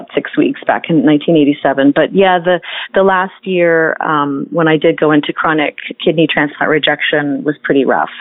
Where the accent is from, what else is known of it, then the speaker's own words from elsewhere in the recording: Toronto, Ontario, Canada; I grew up in Toronto, Canada